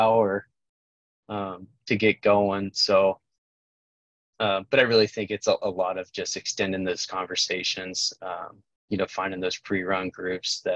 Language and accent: English; Kansas, United States; now in Omaha, United States; I grew up in Kansas